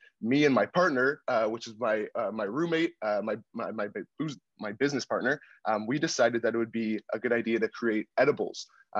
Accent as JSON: {"language": "English", "town": "Toronto", "region": "Ontario", "country": "Canada", "tie": "born or raised there", "also_born_or_lived": "Oakville", "said": "I am from the suburbs. I grew up in Etobicoke and Oakville, so I never really explored the downtown core."}